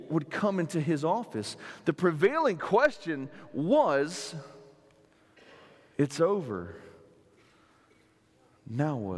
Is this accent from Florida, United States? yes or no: yes; South Florida, United States; moved away; I'm from South Florida, and a guy that was in my church growing up